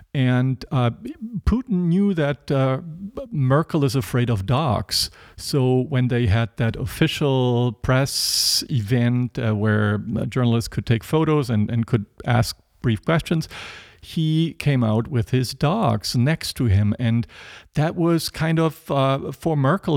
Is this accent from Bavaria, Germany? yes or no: no; near Stuttgart, Baden-Württemberg, Germany; I grew up in West Germany, near Stuttgart. Uh, that's in the southwest